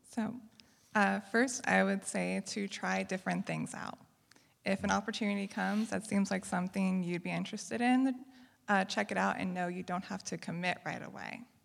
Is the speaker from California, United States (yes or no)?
yes; Riverside, California, United States; moved away as an adult; now in Davis, United States; originally, I'm from the Riverside area